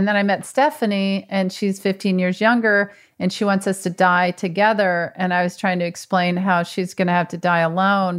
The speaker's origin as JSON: {"language": "English", "region": "Mississippi", "country": "United States", "tie": "born or raised there", "moved": "yes", "said": "We went to my hometown in Mississippi"}